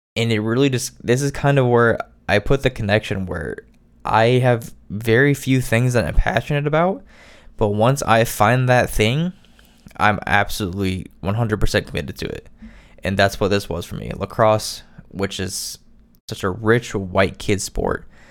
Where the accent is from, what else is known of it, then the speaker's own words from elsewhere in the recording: Indiana, United States; I am from Indiana